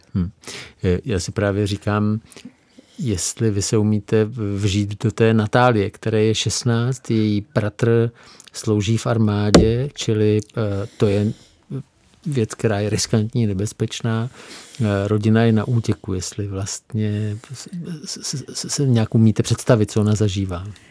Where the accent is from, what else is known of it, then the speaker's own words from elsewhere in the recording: Czechia; nám Čechům, kteří tady jsme